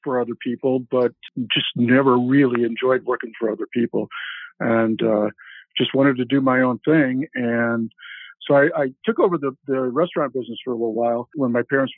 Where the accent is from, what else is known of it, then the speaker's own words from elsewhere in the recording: Hammond, Indiana, United States; I grew up in Hammond, Indiana